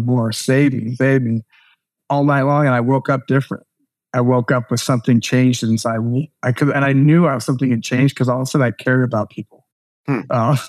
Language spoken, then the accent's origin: English; the Northwest, Pacific Northwest, United States; we're from the Northwest